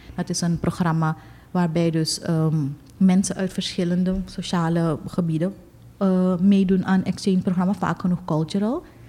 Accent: Suriname

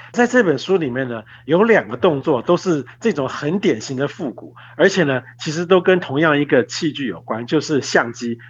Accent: Taiwan; 我们台湾人啊，应该比较不会看到

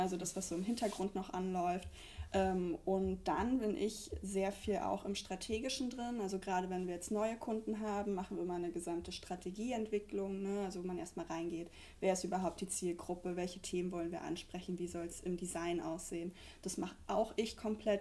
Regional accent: Brandenburg, Germany; moved away as an adult; now in Mannheim, Germany; Wir kommen beide aus Brandenburg

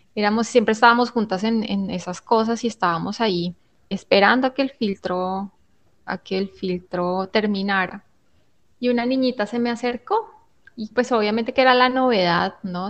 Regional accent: Colombia; nosotros como colombianos

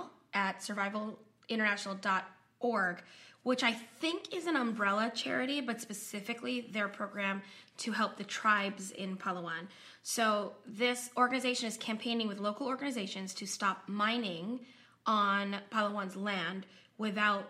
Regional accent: Sacramento, California, United States; I was born in Sacramento

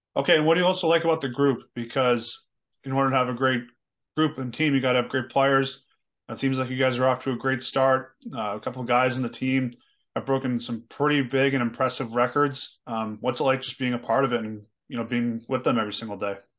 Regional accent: Boston, Massachusetts, United States; I'm from the Boston area

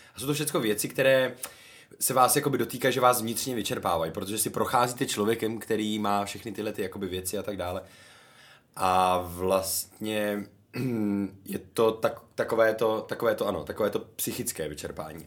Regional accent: Karlovy Vary, Karlovy Vary Region, Czechia; now in České Budějovice, Czech Republic; byl jsem v Karlových Varech, odkud pocházím

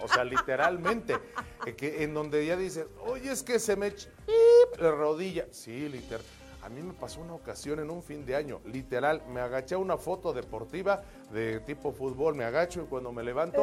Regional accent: Mexico City, Mexico; somos capitalinos, defeños, citadinos

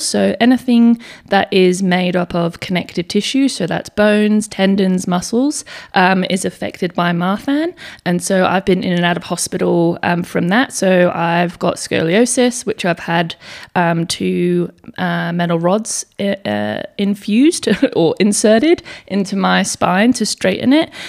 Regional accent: England, United Kingdom; moved away as an adult; now in Perth, Australia; I also live in Western Australia in Perth. Um, but I was born in England, so I moved over here when I was eighteen years old

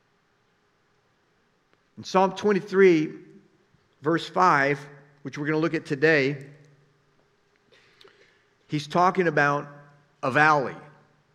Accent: South Florida, United States; I'm from South Florida

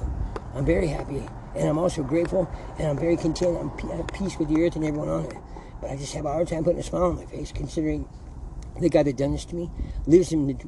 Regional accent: San Bernardino, California, United States; I was born in St. Bernardino's Hospital, and my childhood was great, because I grew up in here in San Bernardino

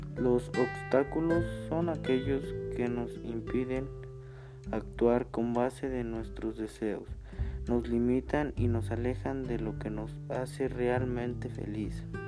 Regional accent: San Miguel Xochitla, Igualtepec, Puebla, Mexico; Soy de San Miguel Sosutla, Gualtepe Puebla

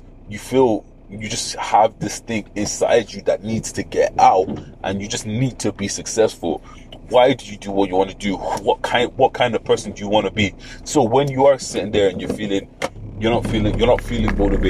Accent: Ireland; also born or lived in Nigeria; being not Irish but being grown, like being raised around Irish people

